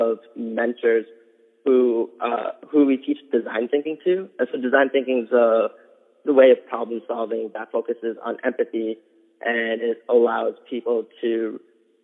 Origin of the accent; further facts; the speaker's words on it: New York City, New York, United States; moved away as an adult; now in Adams, Massachusetts, United States; I was born in Elmhurst Hospital, grew up on 74th Street in Elmhurst.